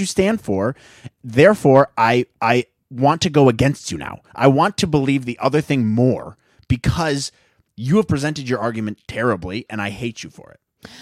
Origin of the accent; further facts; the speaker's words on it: Midwest, United States; growing up in the Midwest